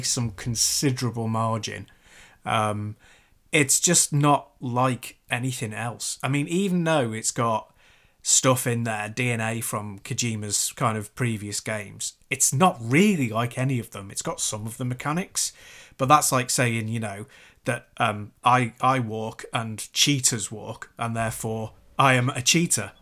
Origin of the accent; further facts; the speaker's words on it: Chester, North West England, United Kingdom; where I grew up in Chester